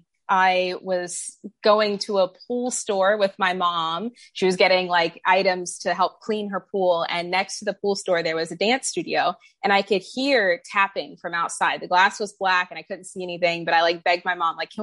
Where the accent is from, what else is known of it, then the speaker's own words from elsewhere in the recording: Orlando, Florida, United States; I am a native of Florida, have not ventured out far from that, but grew up here in Orlando, Florida, where I live now.